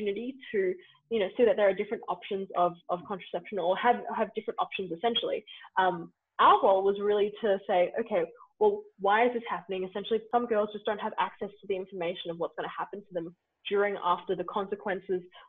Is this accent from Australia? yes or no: yes; Australia; as Australian volunteers